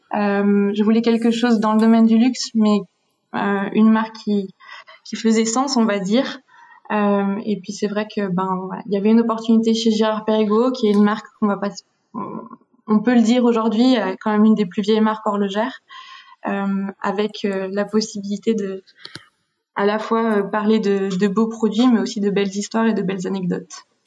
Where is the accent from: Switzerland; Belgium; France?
Switzerland; en grandissant en Suisse